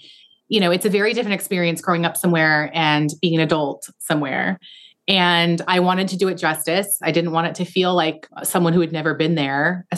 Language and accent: English; Pacific Northwest, United States; I tried to capture the feeling of growing up in the Pacific Northwest, which I hope I did.